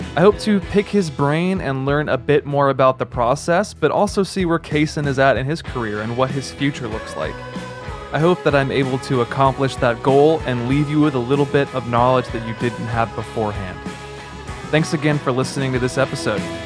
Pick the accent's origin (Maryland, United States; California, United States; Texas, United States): Texas, United States; North; I was actually born and raised in North Texas